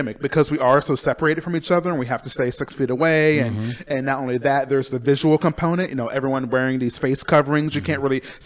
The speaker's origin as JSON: {"language": "English", "town": "Urbancrest", "region": "Ohio", "country": "United States", "tie": "born or raised there", "also_born_or_lived": "Auburn, California / Columbus, Ohio", "moved": "as an adult", "lives_now": "Palm Springs, United States"}